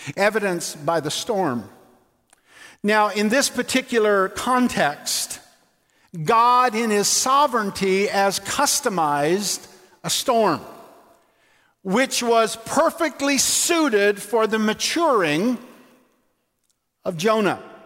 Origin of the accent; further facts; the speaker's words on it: Labrador City, Newfoundland and Labrador, Canada; Margot Kidder lived in my hometown in Labrador City